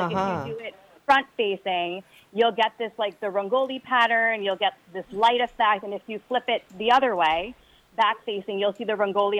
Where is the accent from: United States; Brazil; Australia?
United States; New York; And I was born and raised in New York and obviously took a lot of influence from them growing up.